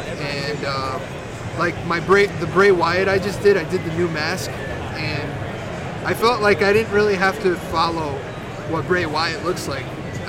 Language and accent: English; Rochester, New York, United States; I'm from Rochester